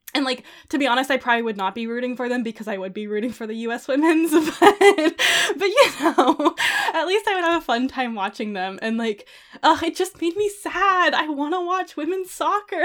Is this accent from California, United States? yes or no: yes; California, United States; I grew up in California